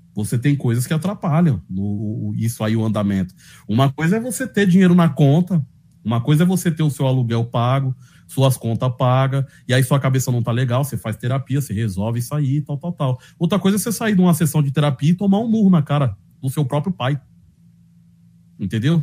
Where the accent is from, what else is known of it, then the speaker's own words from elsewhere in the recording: São Paulo, Brazil; accent: paulista da periferia; eu sou paulista, Sabe, mano? Minha mãe, meu pai, minha família é toda da Bahia